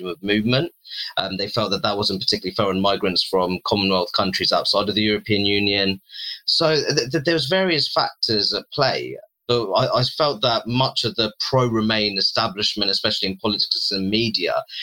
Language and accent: English; Luton, East of England, United Kingdom; my hometown of Luton